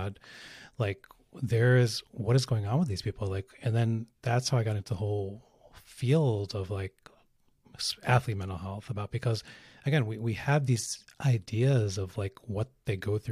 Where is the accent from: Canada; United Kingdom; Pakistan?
Pakistan; I'm Pakistani